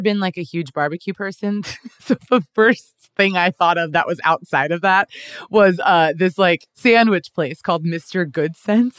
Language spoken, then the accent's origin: English; Kansas, United States; moved away as an adult; now in Los Angeles, United States; I'm originally from Kansas